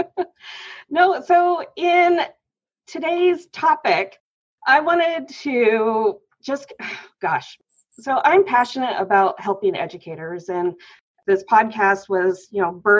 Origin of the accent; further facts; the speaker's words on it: Issaquah, Washington, United States; I grew up in Issaquah, Washington.